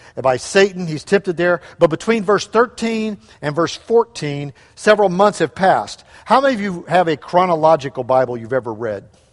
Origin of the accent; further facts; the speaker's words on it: St. Louis, Missouri, United States; moved away; we grew up in Saint Louis area